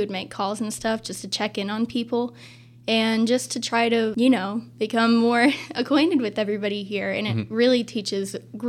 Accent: Twin Rivers, Missouri, United States; I came from Twin Rivers, and Twin Rivers is very small.

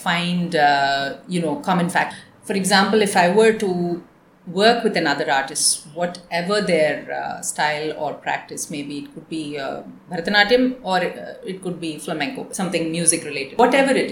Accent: Chennai, Tamil Nadu, India; moved away as an adult; also born or lived in United States; when we grew up in Chennai

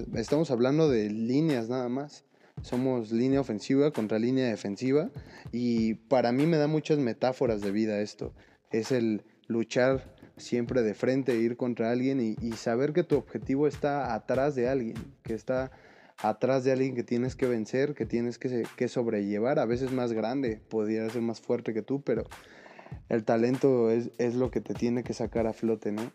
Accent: Mexico City, Mexico; somos chilangos

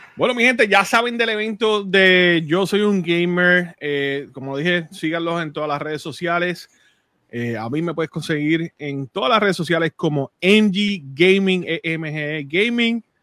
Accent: Puerto Rico; moved away as an adult; now in United States; yo nací en Puerto Rico, viví en Puerto Rico. Llevo, llevo ocho años fuera

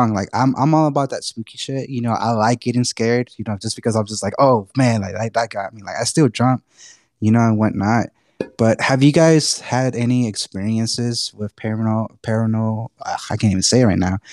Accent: Texas, United States; accent: Texan; being a native Texan

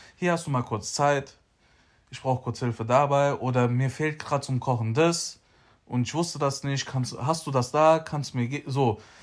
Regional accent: Frankfurt, Hesse, Germany; ich bin aufgewachsen in Sossenheim in der Toni-Sender Straße

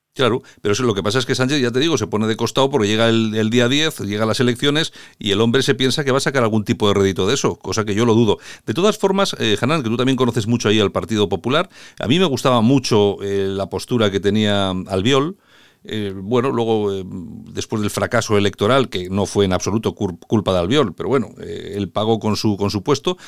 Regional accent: Spain; a nosotros como españoles, como europeos

